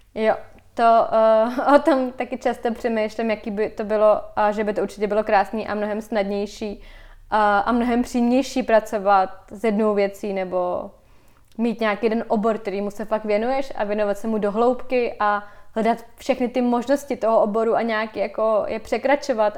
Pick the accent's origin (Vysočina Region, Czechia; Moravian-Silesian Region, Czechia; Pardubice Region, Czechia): Vysočina Region, Czechia; now in Prague, Czechia; já jsem teda, eh, z Vysočiny, kde vlastně mám dobrý zázemí a měla jsem tam vždycky ateliér